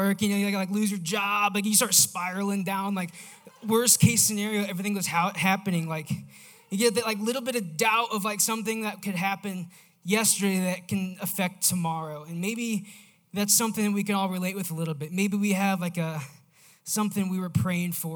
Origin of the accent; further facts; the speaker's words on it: Missouri, United States; I am from Missouri